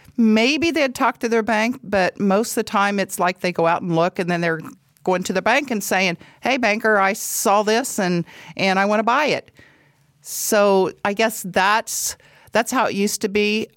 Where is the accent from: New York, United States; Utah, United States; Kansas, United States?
Kansas, United States; Paola; I'm from Paola, Kansas, have lived there all my life, went to school in Paola, Kansas